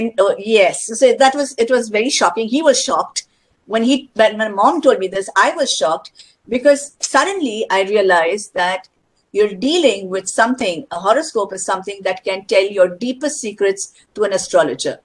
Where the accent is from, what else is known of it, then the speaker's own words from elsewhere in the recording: India; I'm an Indian